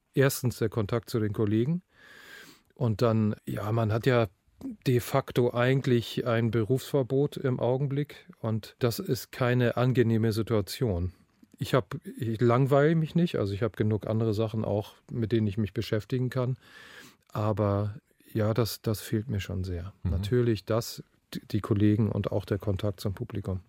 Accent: Northern Germany, Germany; also born or lived in Bayreuth; Ich komme nun mal aus dem Norden und habe sicherlich auch ganz große Teile dieser Mentalität geerbt und gelernt und erlernt

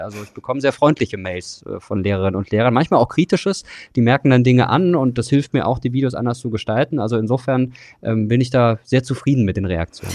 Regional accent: Germany; wir sind auch als Deutschland NATO-Mitglied

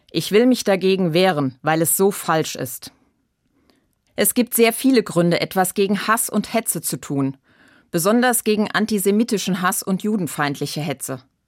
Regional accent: Germany; Als Deutsche und als Christin

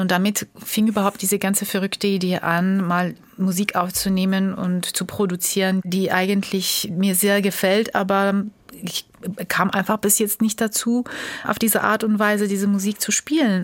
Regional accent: Tbilisi, Georgia; German is a second language; also born or lived in Germany / France; now in Munich, Germany; meiner Geburtsstadt Tbilisi

